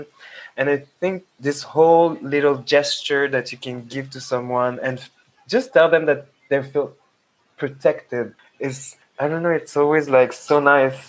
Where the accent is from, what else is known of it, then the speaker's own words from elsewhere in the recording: Paris, Île-de-France, France; being a young Black Senegalese, half Senegalese, half Togolese, growing up in France